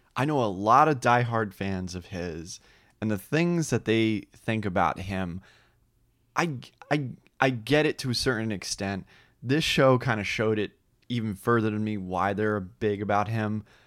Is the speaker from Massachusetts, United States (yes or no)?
no; New Jersey, United States; moved away; I did live in New Jersey